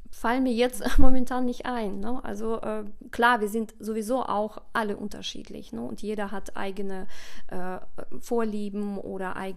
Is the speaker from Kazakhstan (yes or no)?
yes; Kazakhstan; also born or lived in Russia; now in Germany; Ich muss auch ehrlich sagen, also als Kind, klar, war äh, Kasachstan meine Heimat. Ich bin in Russland geboren und ich habe mich da unglaublich wohl gefühlt und habe sehr schöne Erinnerungen an meine Kindheit.